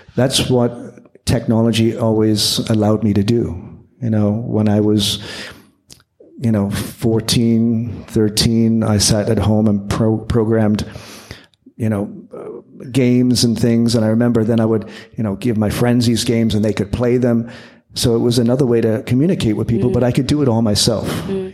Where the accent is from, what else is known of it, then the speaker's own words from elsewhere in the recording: Windsor, Ontario, Canada; growing up in Canada